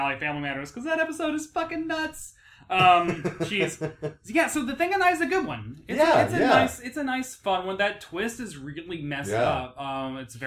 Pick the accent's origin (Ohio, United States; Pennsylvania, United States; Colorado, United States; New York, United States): New York, United States; as a New Yorker